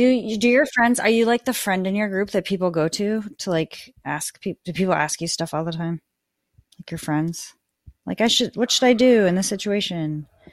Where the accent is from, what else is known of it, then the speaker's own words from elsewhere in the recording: Midwest, United States; now in New York City, United States; I'm from the Midwest